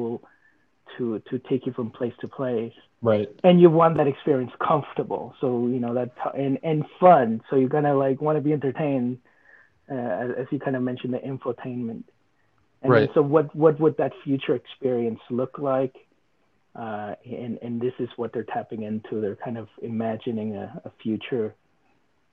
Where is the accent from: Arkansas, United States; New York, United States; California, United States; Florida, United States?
California, United States; Northern; where I grew up in Northern California